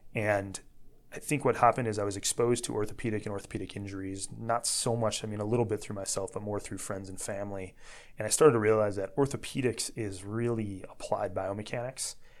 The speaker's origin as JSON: {"language": "English", "town": "Dyer", "region": "Indiana", "country": "United States", "tie": "born or raised there", "moved": "as an adult", "lives_now": "Chicago, United States", "said": "I grew up in Northwest Indiana. I was born and raised in Dyer."}